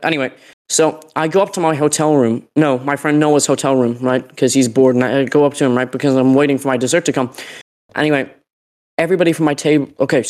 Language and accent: English; Derry, Northern Ireland, United Kingdom; accent: Derry; Like, I'm from Derry, I have a Derry accent, I'm a, you know, anyway.